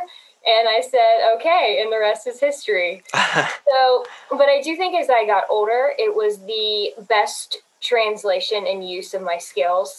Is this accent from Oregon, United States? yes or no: no; Greensburg, Pennsylvania, United States; now in Greenville, United States; I'm from Greensburg, Pennsylvania, and I found my way all the way down here in Greenville, South Carolina